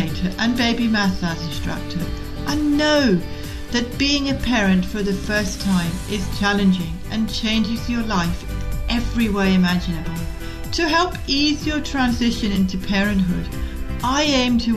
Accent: Scotland, United Kingdom; moved away; I was brought up in Scotland

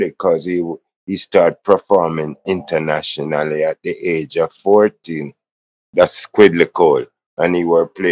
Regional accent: Kingston, Jamaica; also born or lived in Jones Town, Kingston; I was born in Jonestown and grew up in Trenchtown.

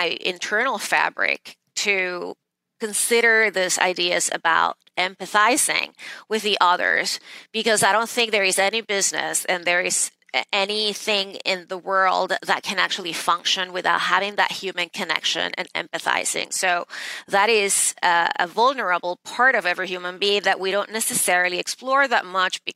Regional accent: Venezuela; moved away as an adult; now in New York City, United States; I was born and raised in Venezuela, and I moved to the States in the late 90s to attend Harvard Law School

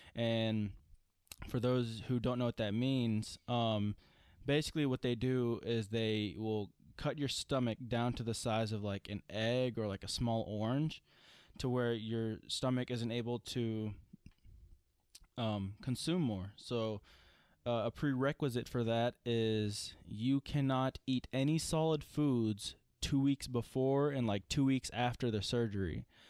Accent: Franklin, Tennessee, United States; I was born in Franklin, Tennessee. I've only lived in Tennessee

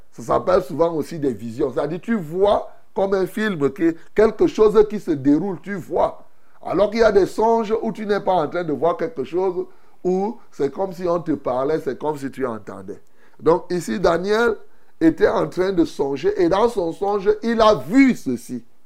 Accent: Cameroon; chez nous au Cameroun

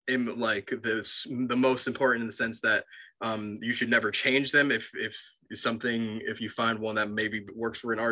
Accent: Long Island, New York, United States; I'm from New York. I grew up on Long Island, but I went to college in the city

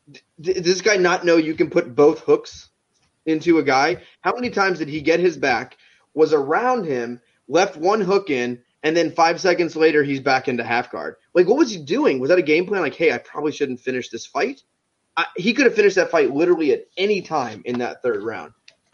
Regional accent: Massachusetts, United States; born there; I was born right outside of Boston, so maybe that's part of it. I don't know. I was born like 45 minutes from Boston, so maybe that's it. But I didn't live there.

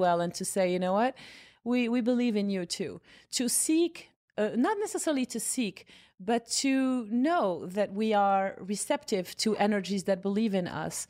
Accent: Casablanca, Casablanca-Settat, Morocco; moved away as an adult; also born or lived in Rabat / New York; now in United States; I was born in Rabat, and then, um, parents and I and family moved to Casablanca when I was six years old

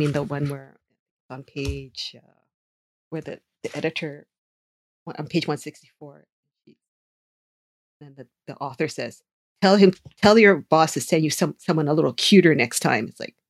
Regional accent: United States; as a person growing up in America with parents who grew up with Japanese values

